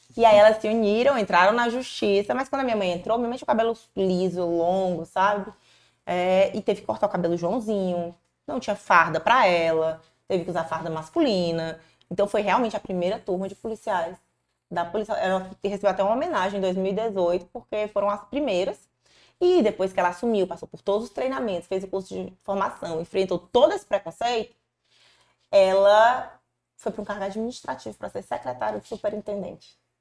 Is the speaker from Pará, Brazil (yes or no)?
no; Fortaleza, Ceará, Brazil; Eu nasci aqui em Fortaleza mesmo